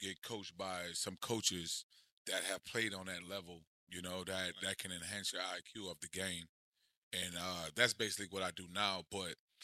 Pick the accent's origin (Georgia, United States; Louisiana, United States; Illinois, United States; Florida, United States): Louisiana, United States; St. Rose; I'm from St. Rose, Louisiana.